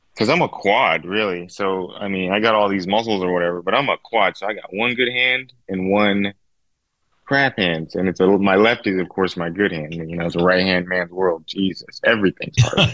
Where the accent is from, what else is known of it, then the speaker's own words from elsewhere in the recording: Victorville, California, United States; I grew up in Victorville, California